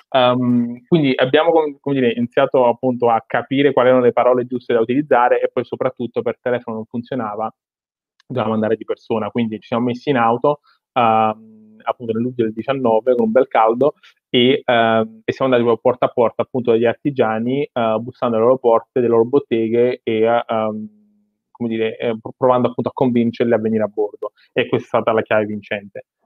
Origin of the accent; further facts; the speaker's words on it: Naples, Campania, Italy; sono napoletano, sono nato eh, e cresciuto in una bottega artigiana